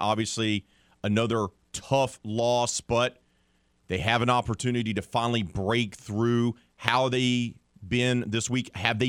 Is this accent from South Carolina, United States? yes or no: no; Mobile, Alabama, United States; moved away; I'm originally from Mobile.